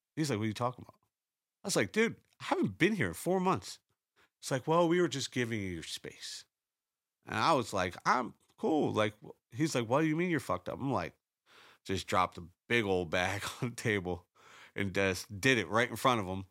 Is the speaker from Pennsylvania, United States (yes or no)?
yes; Pittsburgh, Pennsylvania, United States; I'm from Pittsburgh